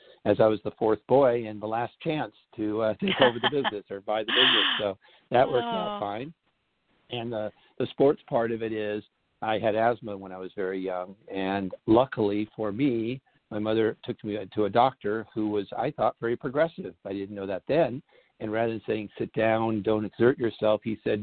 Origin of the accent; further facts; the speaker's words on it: Los Angeles, California, United States; I was born in the San Fernando Valley area of Southern California